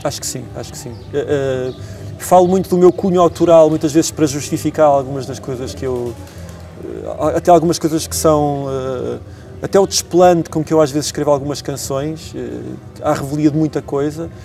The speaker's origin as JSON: {"language": "Portuguese", "town": "Tondela", "region": "Viseu", "country": "Portugal", "tie": "born or raised there", "moved": "yes", "lives_now": "Lisbon, Portugal", "said": "minha terra natal, de onde eu cresci, onde eu me forjei, onde eu aprendi a fazer canções"}